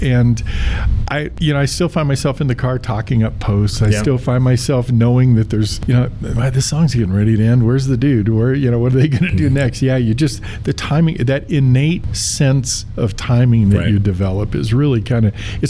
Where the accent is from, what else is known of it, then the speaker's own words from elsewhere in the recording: Aurora, Colorado, United States; I had to send an audition tape in from here at Lowry. I was from Aurora, and sent in an audition tape.